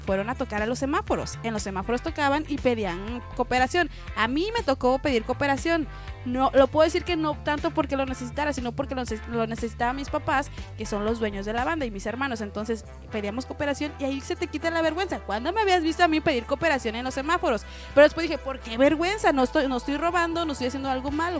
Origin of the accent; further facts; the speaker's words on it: Mexico; como buenos mexicanos